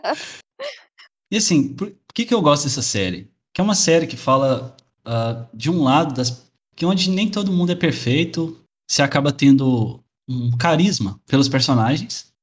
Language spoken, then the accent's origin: Portuguese; interior of Minas Gerais, Brazil; now in Portugal; Sou do interior de Minas Gerais, mas moro atualmente em Portugal.